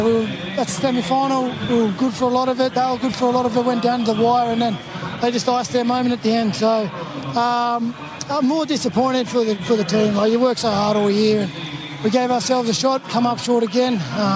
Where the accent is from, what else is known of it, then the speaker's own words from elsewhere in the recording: Blacktown, New South Wales, Australia; I grew up in Blacktown, played footy.